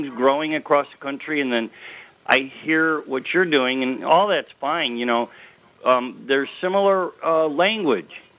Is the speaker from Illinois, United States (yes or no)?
yes; Chicago, Illinois, United States; now in Tallahassee, United States; I'm from Chicago originally